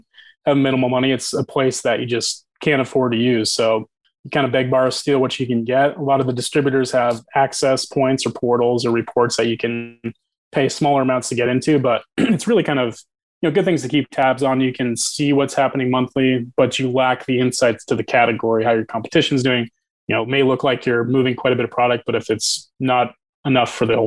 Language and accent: English; Boise, Idaho, United States; I'm from Boise